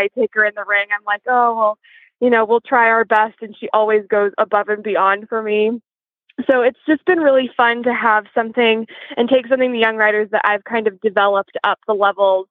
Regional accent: Knoxville, Tennessee, United States; moved away as an adult; now in Lexington, United States; I'm originally from Knoxville, Tennessee, but I moved up to Lexington a couple years ago.

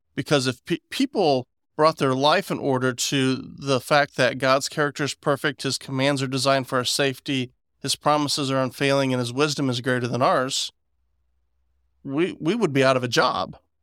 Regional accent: West Virginia, United States; I'm from West Virginia

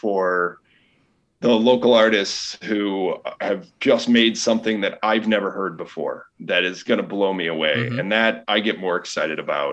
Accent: Chicago, Illinois, United States; I've lived here pretty much my whole life

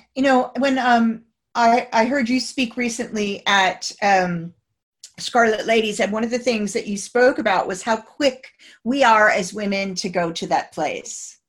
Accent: United States; moved away as an adult; now in United Kingdom; as an American coming to the, the UK um, 27 years ago

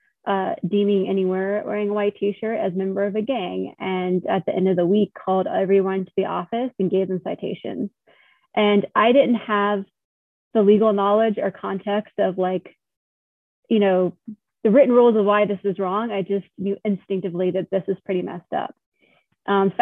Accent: Monroe, North Carolina, United States; moved away as an adult; now in Richmond, United States; I'm originally from North Carolina, grew up in Monroe, North Carolina, just outside of Charlotte.

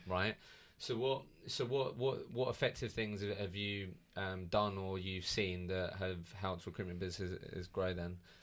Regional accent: Eastbourne, South East England, United Kingdom; I'm from Eastbourne

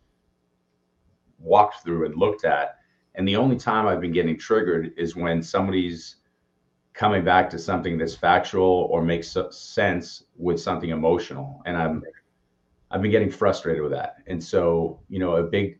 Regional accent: Austin, Texas, United States; I'm from Austin

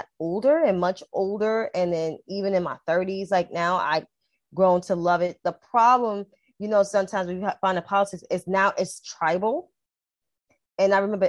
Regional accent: New York City, New York, United States; also born or lived in Upper West Side, New York City; I was born and raised in Harlem, but I currently live in the Upper West Side

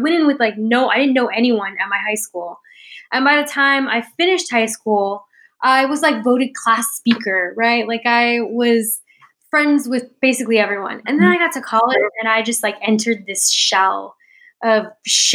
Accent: San Antonio, Texas, United States; moved away as an adult; now in Austin, United States; I grew up in San Antonio. So my dad, when he moved to San Antonio, my parents moved to San Antonio, he retired because they didn't want to be moving around anymore. And so I was born and raised there.

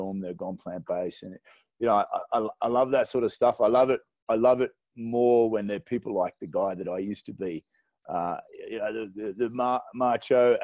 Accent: Australia; now in Zimbabwe; I'm an Aussie, but this is home for me now

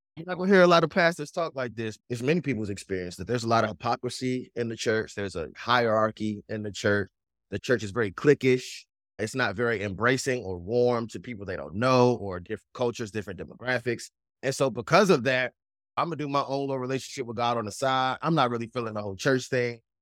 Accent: Washington, District of Columbia, United States; accent: East Coast; also born or lived in Prince George's County, Maryland; now in Tennessee, United States; I'm born and raised on the East Coast, Washington, D C, so it's a lot of East Coast still in my blood and in my slang and the way I talk

